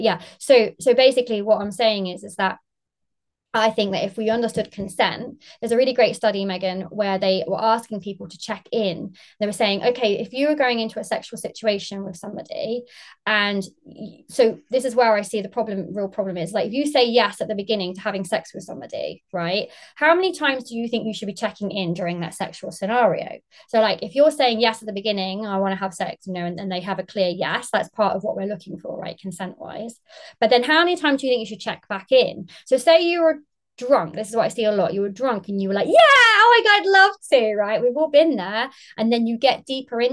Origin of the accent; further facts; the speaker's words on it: United Kingdom; now in Margate, United Kingdom; I'm based in Margate in England, UK. Obviously, I'm very British.